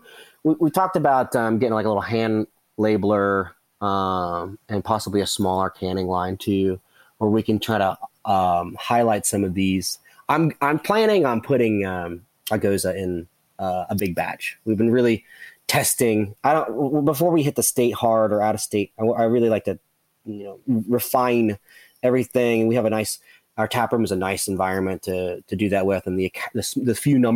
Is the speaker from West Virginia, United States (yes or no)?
yes; West Virginia, United States; we're the West Virginians are very, very proud of the state